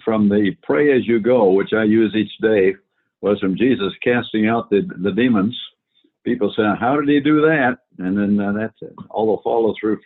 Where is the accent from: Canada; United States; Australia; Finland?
Canada; I grew up in Canada